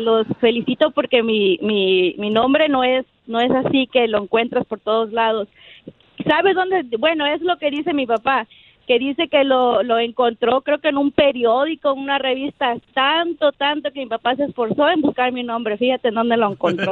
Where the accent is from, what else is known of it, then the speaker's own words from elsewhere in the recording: Paso del Macho, Veracruz, Mexico; moved away; originalmente soy de Veracruz, de allá de, de eh, pasó del macho Veracruz